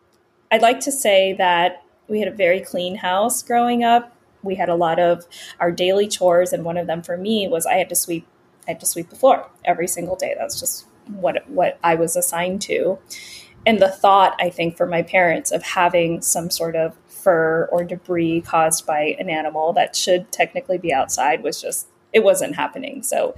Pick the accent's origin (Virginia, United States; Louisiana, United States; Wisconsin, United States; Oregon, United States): Virginia, United States; also born or lived in Los Angeles, California / New York / Pennsylvania / Washington, D.C.; I was born in Los Angeles and we moved from California to New York, back to California, to Pennsylvania, to Washington, D.C. And then I spent most of my adolescence and early adult years in the Northern Virginia area